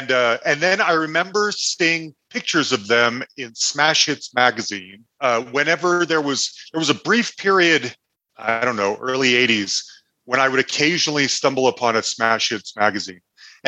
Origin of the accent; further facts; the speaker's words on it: Salt Lake City, Utah, United States; Growing up in Salt Lake City, bands like … didn't come through very often.